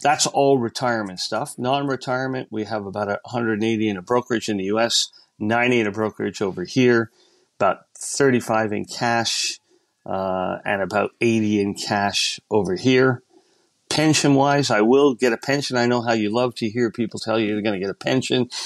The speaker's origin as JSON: {"language": "English", "country": "Canada", "tie": "born or raised there", "also_born_or_lived": "United States", "moved": "yes", "lives_now": "Australia", "said": "I'm an American citizen, yes. Originally born in Canada"}